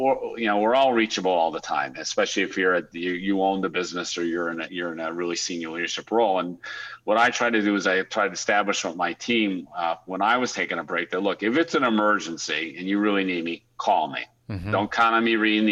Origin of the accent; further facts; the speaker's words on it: United States; moved away as an adult; also born or lived in Europe / Australia; as an American